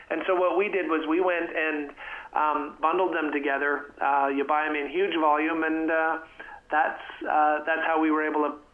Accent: Canada; moved away as an adult; now in Texas, United States; I'm from Canada originally, a happy Texan these days, and have been down here for uh, 25 years.

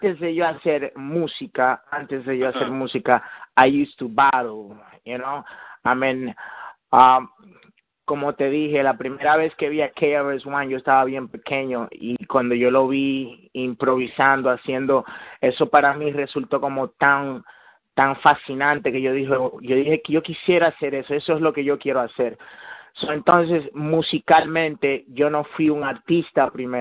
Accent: New York City, New York, United States; also born or lived in Dominican Republic; I'm actually from the Bronx, but I was born in the Dominican Republic. But I'm a mixed dude. I'm Puerto Rican and Dominican in my blood, bro. But I represent NY all the way

